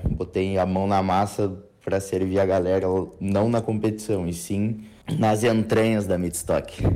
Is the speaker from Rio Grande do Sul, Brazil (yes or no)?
yes; Passo Fundo, Rio Grande do Sul, Brazil; Eu sou de Passo Fundo, no Rio Grande do Sul.